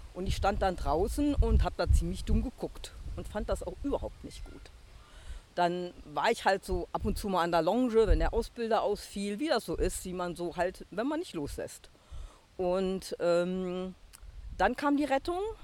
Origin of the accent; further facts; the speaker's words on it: Rhineland-Palatinate, Germany; Ich kenne natürlich auch als Pfälzer schon sehr lange